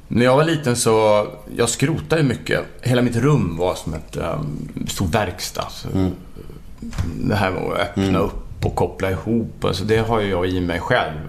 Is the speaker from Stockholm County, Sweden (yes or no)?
yes; Täby, Stockholm County, Sweden; jag och Jonas har ju gått i samma skola mm. i Täby